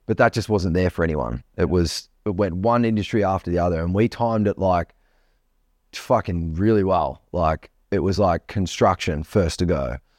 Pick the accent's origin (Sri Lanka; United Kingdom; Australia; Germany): Australia; different from the rest of the world because we are different from the rest of the world, I think, as Australian people.